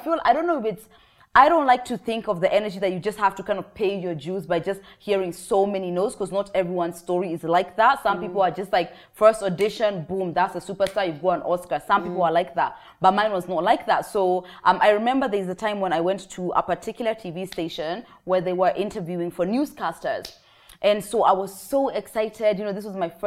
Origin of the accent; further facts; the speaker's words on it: England, United Kingdom; moved away as an adult; now in Kenya; In 2016, I relocated from England, where I was raised, and then I came back